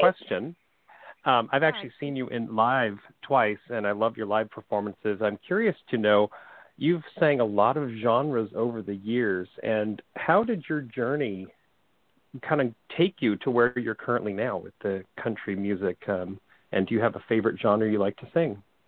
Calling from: Seattle, Washington, United States; I'm calling from Seattle

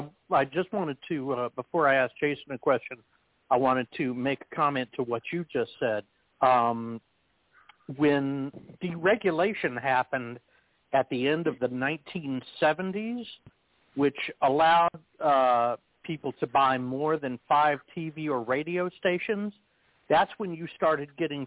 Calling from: Texas, United States; I'm calling from Texas.

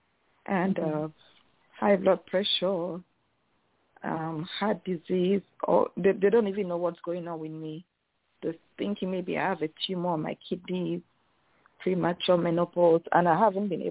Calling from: Dallas, Texas, United States; I'm calling from Dallas, Texas

